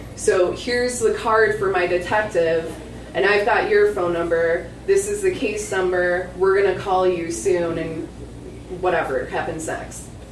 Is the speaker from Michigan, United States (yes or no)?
yes; Michigan, United States; moved away; also born or lived in Ypsilanti, Michigan; I'm from Michigan